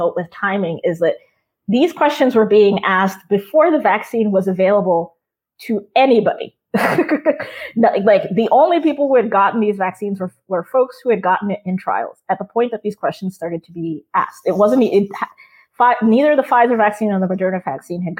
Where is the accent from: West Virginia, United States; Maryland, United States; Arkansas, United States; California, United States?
Maryland, United States; now in Massachusetts, United States; Maryland is actually my home state. I've lived in Massachusetts for a really long time now, but I grew up in Maryland.